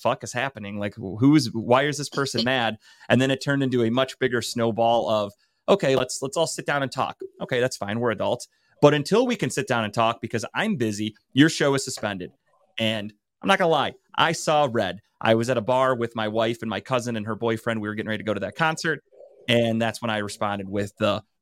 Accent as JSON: {"language": "English", "town": "Cleveland", "region": "Ohio", "country": "United States", "said": "I'm from Cleveland"}